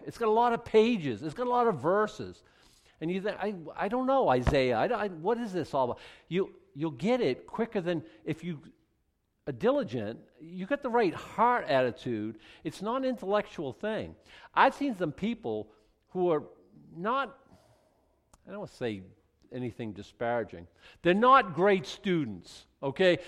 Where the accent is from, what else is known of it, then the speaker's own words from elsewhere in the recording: Boston, Massachusetts, United States; Boston was either second or third, my hometown